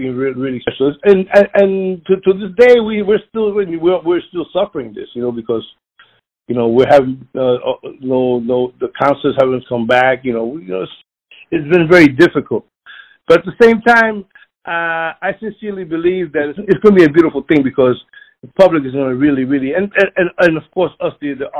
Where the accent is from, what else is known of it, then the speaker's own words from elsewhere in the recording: Philadelphia, Pennsylvania, United States; I was born in North Philadelphia